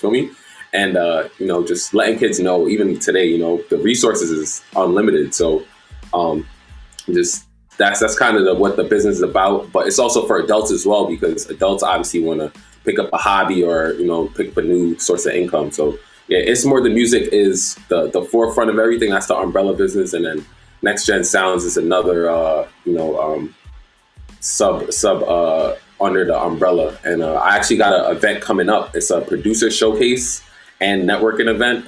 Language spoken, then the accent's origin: English; New York City, New York, United States; moved away as an adult; also born or lived in Jamaica (ancestry); now in Upstate New York, United States; I'm from Brooklyn